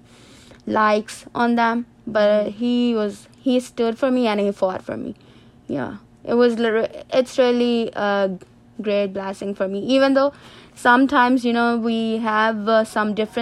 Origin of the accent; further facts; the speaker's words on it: Sargodha, Punjab, Pakistan; moved away as an adult; also born or lived in Malaysia; now in Albany, United States; I'm from Pakistan, and I was born in Sagoda, that's my city